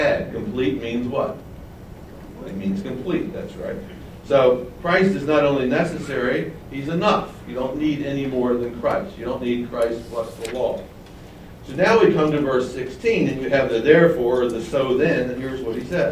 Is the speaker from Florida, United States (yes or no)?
no; Baltimore, Maryland, United States; I grew up in Baltimore as a child